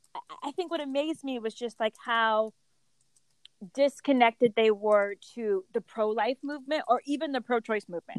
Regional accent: Connecticut, United States; I grew up in Connecticut.

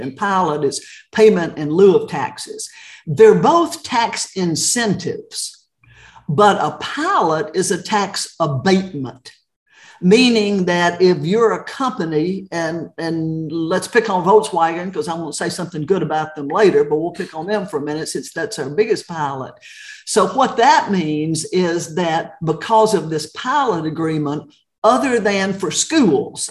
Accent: Chattanooga, Tennessee, United States; moved away as an adult; also born or lived in Dallas, Texas / Knoxville, Tennessee / Austin, Texas / Cobb County, Georgia; I grew up in Chattanooga

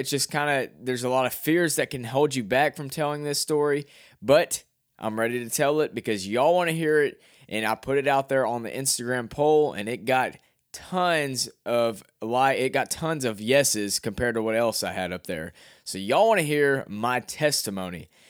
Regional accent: Cabot, Arkansas, United States; I'm from Cabot, Arkansas, Calbutt, Arkansas

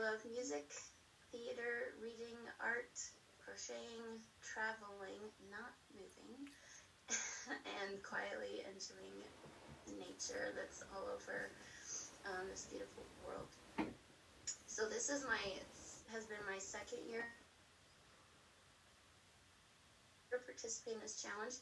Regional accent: Colorado, United States; moved away as an adult; also born or lived in the South / the East; I grew up in Colorado

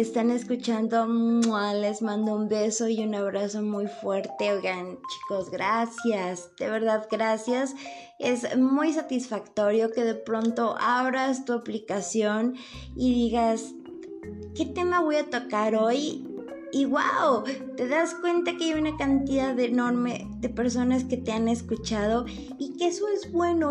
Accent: Lagos de Moreno, Jalisco, Mexico; born or raised there; moved away

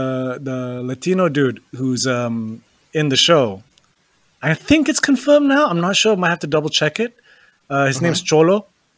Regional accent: England, United Kingdom; moved away; growing up in England, trying to explain to people, yes

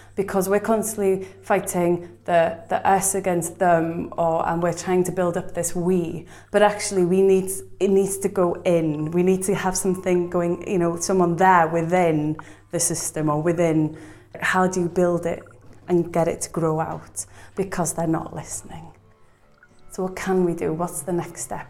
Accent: Bangor, Wales, United Kingdom; also born or lived in Bethesda; I was brought up in Bangor, Bethesda

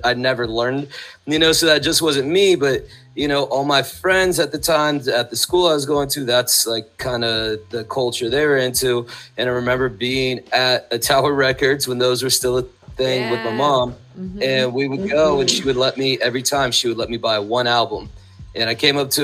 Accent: San Mateo, California, United States; I went to school in San Carlos, but I grew up in San Mateo.

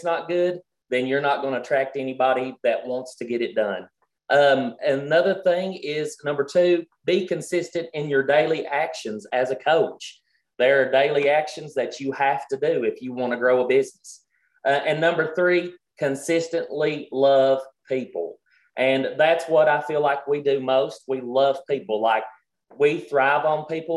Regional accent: Kentucky, United States; we're country, we're from Kentucky

